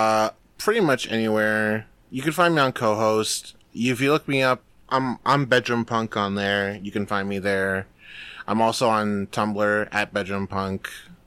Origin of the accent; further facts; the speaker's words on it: Canada; Yeah. Yeah, I'm here. I am the Canadian content that will keep this podcast in line with current CRTC guidelines.